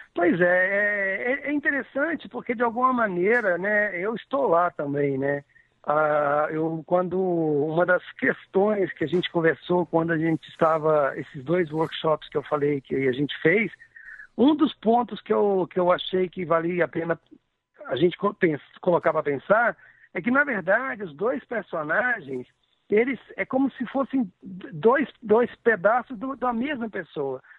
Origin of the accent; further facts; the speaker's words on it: Cataguases, Minas Gerais, Brazil; a Cataguases, que é a minha cidade natal